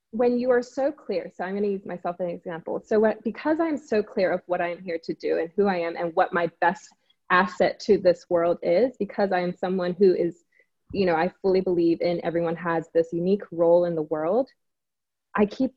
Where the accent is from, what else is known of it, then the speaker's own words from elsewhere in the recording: Singapore; now in Los Angeles, United States; I'm from Singapore originally, but now I live